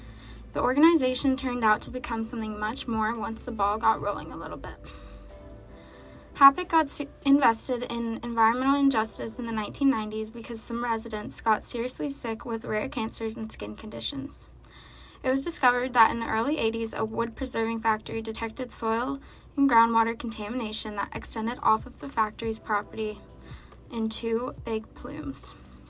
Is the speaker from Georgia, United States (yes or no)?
yes; Augusta, Georgia, United States; I'm from Augusta, Georgia, and over the years, I've realized that my hometown has really influenced my identity a lot more than I thought.